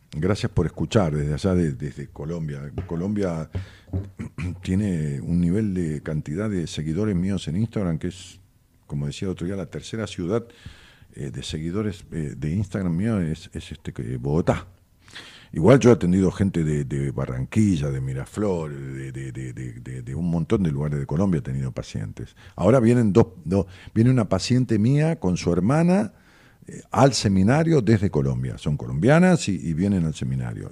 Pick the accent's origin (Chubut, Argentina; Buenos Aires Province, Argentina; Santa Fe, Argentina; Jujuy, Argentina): Buenos Aires Province, Argentina; Ramos Mejía; mi pueblo, en Ramos